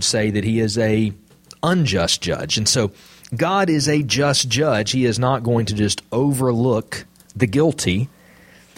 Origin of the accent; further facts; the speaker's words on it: Jasper, United States; I'm from Jasper